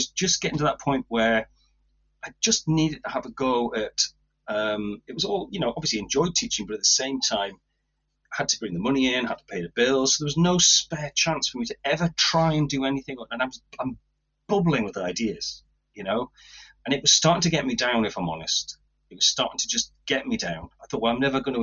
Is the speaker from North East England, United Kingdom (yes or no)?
yes; Tynedale, North East England, United Kingdom; I was brought up in Tynedale, and I never left Tynedale.